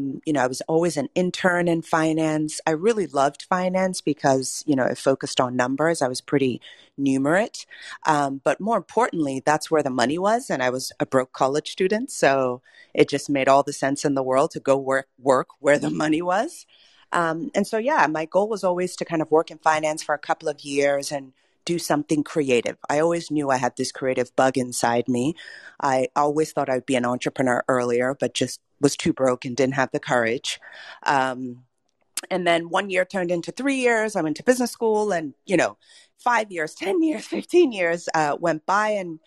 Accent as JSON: {"language": "English", "town": "Cambridge", "region": "Massachusetts", "country": "United States", "tie": "born or raised there", "also_born_or_lived": "Nigeria", "said": "I'm a first-generation American born to Nigerian parents some 40-some-odd years ago. I was born in Cambridge, Massachusetts, grew up there for the first 10 years of my life, and then moved to Nigeria to go to middle school and high school"}